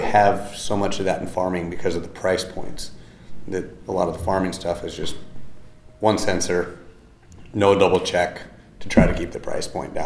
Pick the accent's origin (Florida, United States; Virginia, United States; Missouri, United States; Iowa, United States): Iowa, United States; Iowa City; I'm from Iowa. I grew up by Iowa City.